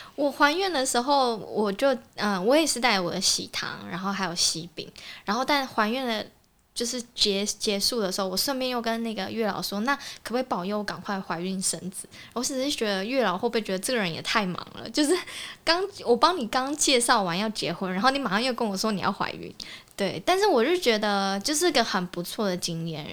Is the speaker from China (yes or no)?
no; Kaohsiung, Taiwan; moved away; 因为我之前是在高雄，我是高雄人